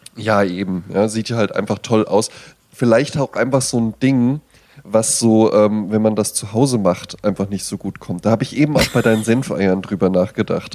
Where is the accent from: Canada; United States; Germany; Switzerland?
Germany; moved away; in Bonn-Baden, wo ich herkomme